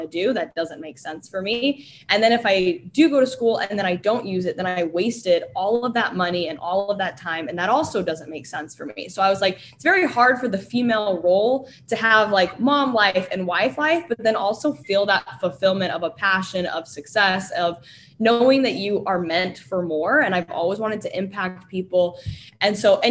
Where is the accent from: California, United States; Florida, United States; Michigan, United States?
Florida, United States; now in Utah, United States; I grew up in Florida, and I come from a very, very traditional family.